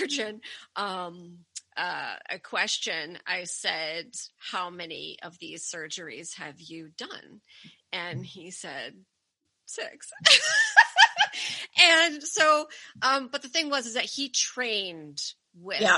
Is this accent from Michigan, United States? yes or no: yes; outside of Detroit, Michigan, United States; now in Connecticut, United States; I grew up outside of Detroit.